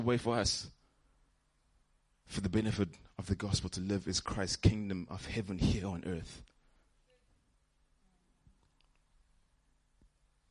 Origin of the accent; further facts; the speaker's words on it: Johannesburg, Gauteng, South Africa; I'm from Joburg